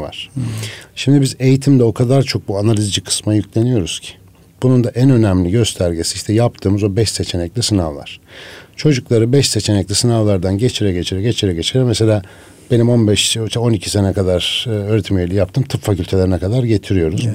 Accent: Ankara, Turkey; moved away as an adult; also born or lived in Şavşat / Ermenek; now in Istanbul, Turkey; Ankaralıyım hep doğma büyüme aslında.

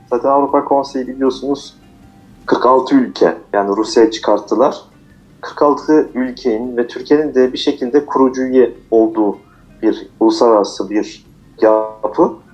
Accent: Strasbourg, Grand Est, France; also born or lived in Aksaray, Turkey / Niğde, Turkey; biz de 1979 yılında Fransa'da doğduk. Ee, ilk orta lise e, ve üniversiteyi Strasbourg'da okudum.

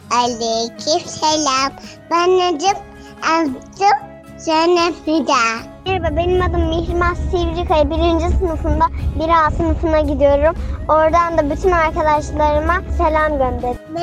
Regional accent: Karaman Province, Turkey; now in Çeşme, Turkey; Ben 7 yaşındayım. 2. sınıfa gidiyorum. Ee, Çeşme, Çeşme İzmirliyim. Çeşme'de oturuyorum ama Karamanlıyım normalde. Ve 7 yaşındayım.

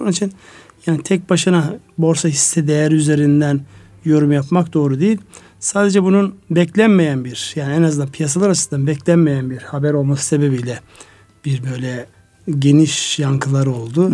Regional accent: Turkey; moved away; benim memleketim olan Kars Ardahan'ın

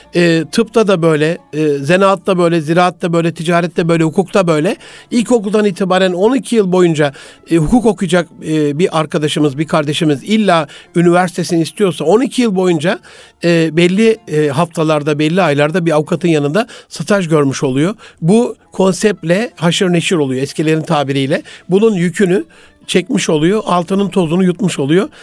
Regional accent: Gaziantep, Turkey; moved away; memleketim Gaziantep'imizde

